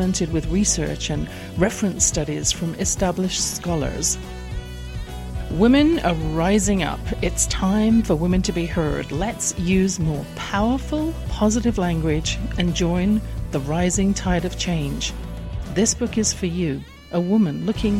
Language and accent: English; England, United Kingdom; I grew up in England